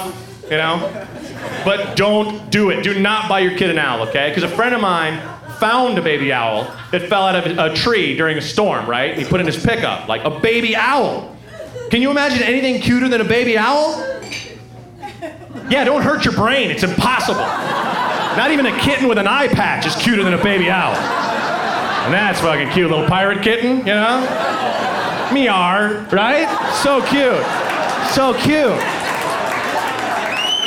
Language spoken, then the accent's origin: English; Oregon, United States; I'm from Oregon